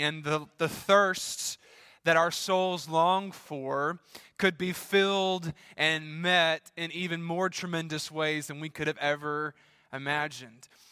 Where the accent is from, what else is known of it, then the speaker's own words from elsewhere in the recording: Louisiana, United States; my home state, Louisiana.